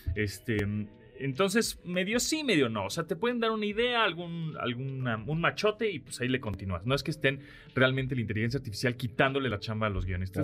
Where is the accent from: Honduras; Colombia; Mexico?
Mexico; Mexico City; soy chilango